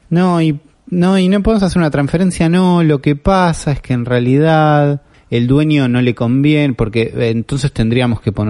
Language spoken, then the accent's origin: Spanish; Argentina